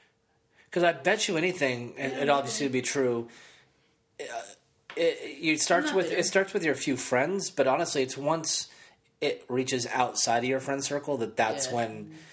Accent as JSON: {"language": "English", "region": "East Coast", "country": "United States", "said": "I'm from the East Coast."}